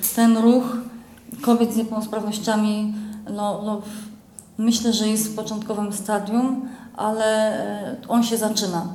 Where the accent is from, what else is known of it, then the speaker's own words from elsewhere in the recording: Poland; now in Kraków, Poland; pochodzę z małej miejscowości